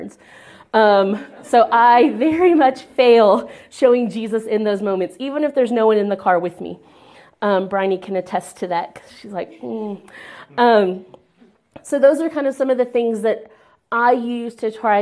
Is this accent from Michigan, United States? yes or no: no; Texas, United States; moved away; I'm too Texan, because there's a difference. Because there is a difference. I don't always claim America, but I will always claim Texas